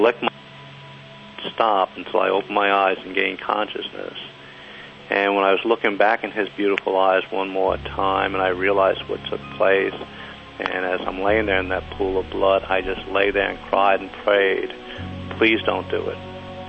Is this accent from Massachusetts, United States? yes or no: no; Kentucky, United States; moved away as an adult; also born or lived in New York; now in San Diego, United States